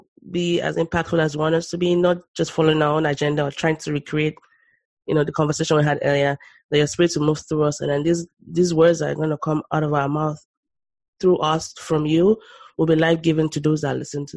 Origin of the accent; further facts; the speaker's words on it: Nigeria; I grew up in Nigeria